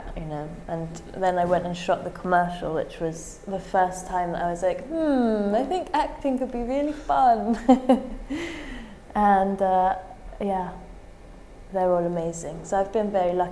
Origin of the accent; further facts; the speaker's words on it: England, United Kingdom; being English